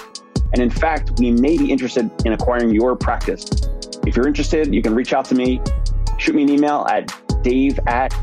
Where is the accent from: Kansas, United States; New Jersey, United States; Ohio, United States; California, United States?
New Jersey, United States; I'm from South Jersey, so big Philly sports fan.